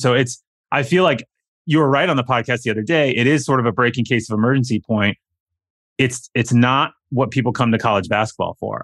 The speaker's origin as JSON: {"language": "English", "region": "Iowa", "country": "United States", "tie": "born or raised there", "also_born_or_lived": "Indiana", "moved": "yes", "said": "I grew up in Iowa"}